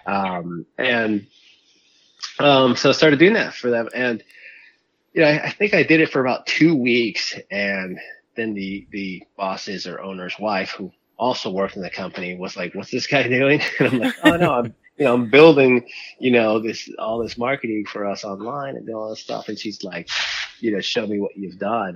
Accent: Miami, Florida, United States; growing up in South Florida and Miami

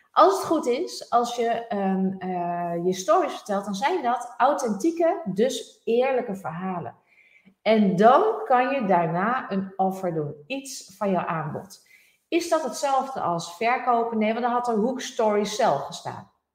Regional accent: Netherlands; wij als Nederlanders

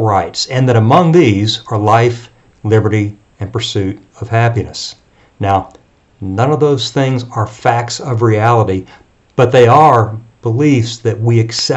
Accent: Texas, United States; I'm a Texan.

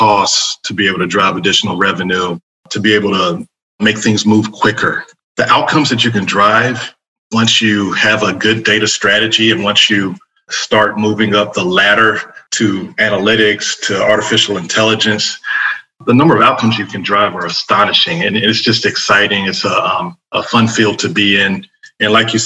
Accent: Fayetteville, North Carolina, United States; also born or lived in Raleigh, North Carolina; I grew up in Fayetteville, North Carolina, and then came up here to go to NC State in Raleigh and ended up working for IBM and never left the area

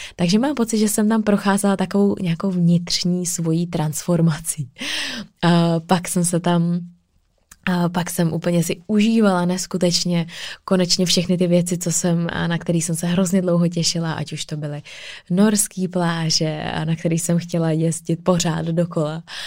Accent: Czechia; tady u nás v Čechách

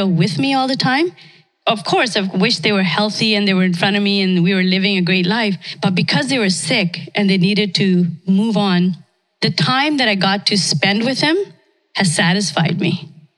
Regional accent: India; born there; moved away; I was born in India, came here, I guess, 1972, when most of us came here.

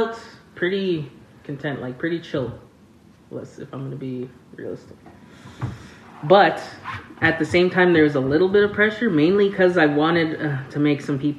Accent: Rolling River First Nation, Manitoba, Canada; I'm from Rolling River First Nation

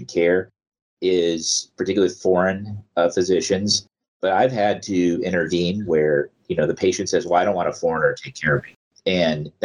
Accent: Eastern Iowa, United States; I work in the same hospital I was born

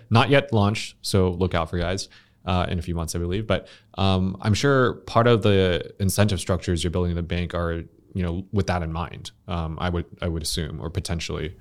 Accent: United States; now in Vietnam; I'm an expat as well, obviously. I'm Vietnamese American specifically

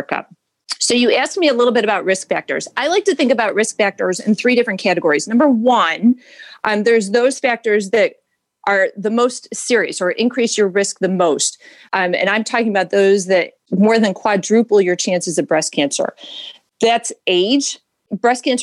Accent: Syracuse, New York, United States; moved away as an adult; also born or lived in Ithaca, New York; now in Cleveland, United States; I was born in Syracuse, New York

